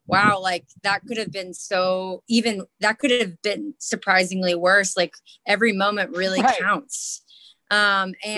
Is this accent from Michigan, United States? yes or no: no; Miami, Florida, United States; moved away as an adult; also born or lived in East Tennessee; I'm from Miami, Florida